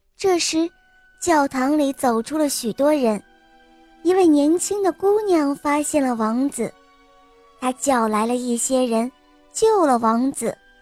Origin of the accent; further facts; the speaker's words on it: Wuxi, Jiangsu, China; 我今年六岁了，我来自江苏无锡